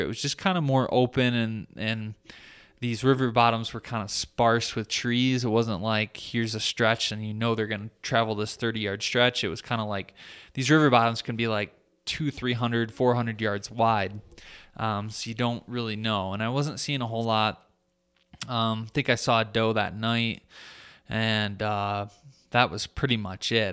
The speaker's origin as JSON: {"language": "English", "region": "Michigan", "country": "United States", "said": "my home state of Michigan"}